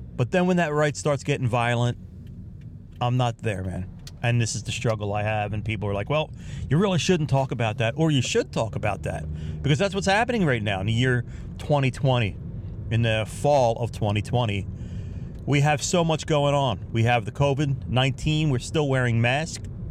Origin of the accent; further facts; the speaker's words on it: United States; I'm from the United States of America here.